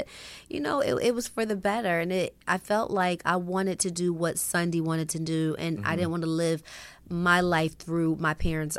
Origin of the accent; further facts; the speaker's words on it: Philadelphia, Pennsylvania, United States; also born or lived in Los Angeles; You know, I actually was born here in L.A.